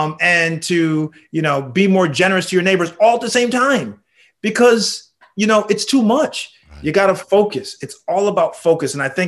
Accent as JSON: {"language": "English", "town": "Danbury", "region": "Connecticut", "country": "United States", "tie": "born or raised there", "said": "I grew up in a small town in Connecticut called Danbury."}